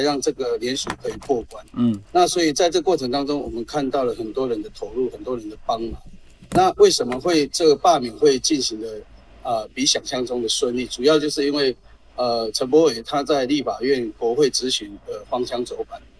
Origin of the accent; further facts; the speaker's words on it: Taichung, Taiwan; 我们台中人口比高雄多